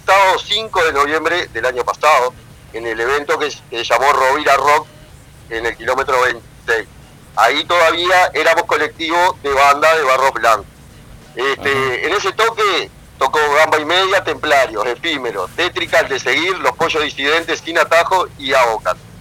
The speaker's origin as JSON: {"language": "Spanish", "town": "Pando", "region": "Canelones", "country": "Uruguay", "said": "los efímeros somos de Pando"}